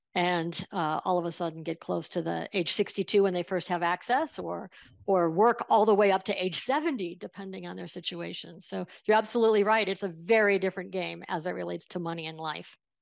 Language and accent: English; small town outside of Buffalo, New York, United States; I grew up in Buffalo, uh, in a small town outside of Buffalo, New York